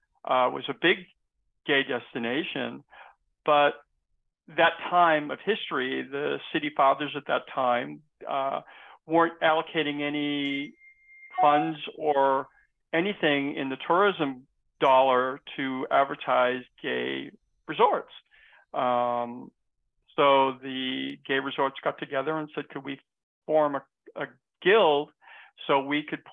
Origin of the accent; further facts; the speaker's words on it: Massachusetts, United States; also born or lived in San Francisco; now in Palm Springs, United States; I've been in Palm Springs. We've been in 14 years. We moved from San Francisco, 10 years there, and then we both were from Massachusetts.